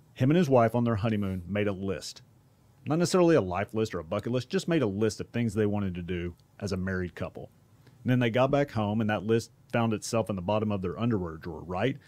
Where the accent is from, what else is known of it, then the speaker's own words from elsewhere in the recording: Duncanville, Texas, United States; I grew up in South Dallas in Duncanville, to be exact